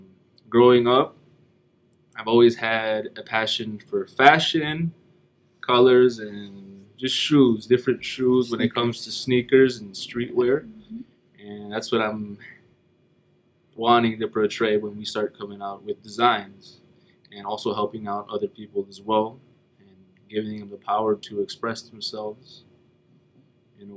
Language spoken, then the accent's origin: English; Battle Creek, Michigan, United States; also born or lived in Chicago, Illinois; I am from Battle Creek, Michigan, currently right now. But I was born in Chicago, Illinois in 1995.